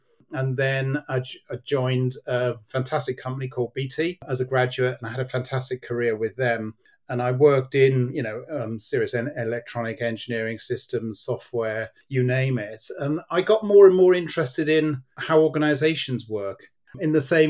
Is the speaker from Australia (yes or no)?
no; Cardiff, Wales, United Kingdom; I was born in Cardiff, so I'm very much a Welshman in my heart.